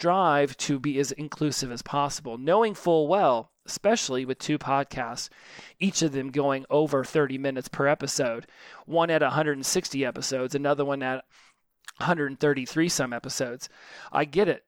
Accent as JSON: {"language": "English", "country": "United States", "said": "I'm a tall, straight, white, American male"}